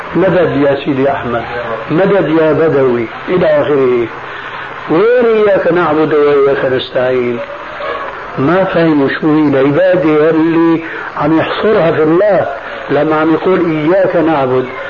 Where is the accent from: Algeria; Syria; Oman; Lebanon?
Syria; ونحن عندنا في الشام